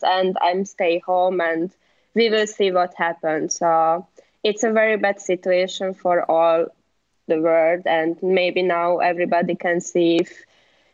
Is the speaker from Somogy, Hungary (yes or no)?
yes; Siófok, Somogy, Hungary; English is a second language; now in Budapest, Hungary; I was born there. My family living there still, and I was living there 10 years.